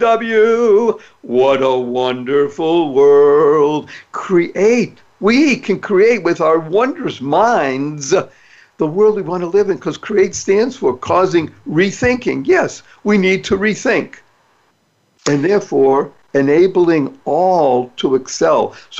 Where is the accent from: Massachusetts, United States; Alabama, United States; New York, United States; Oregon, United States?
Massachusetts, United States; Boston; I grew up in Boston, Massachusetts